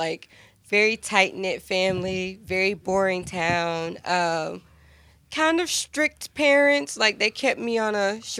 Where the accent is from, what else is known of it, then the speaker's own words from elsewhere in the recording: North Carolina, United States; moved away; I'm from North Carolina, born and raised.